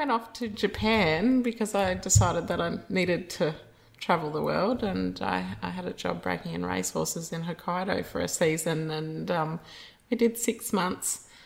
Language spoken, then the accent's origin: English; central Queensland, Australia; moved away as an adult; also born or lived in Taroom / Springsure; grew up in central Queensland. Um, Mum and dad had a property at Taroom when we were smaller kids, and then we moved back to mum's family town of Springsure. Um, so I grew up in the Central Highlands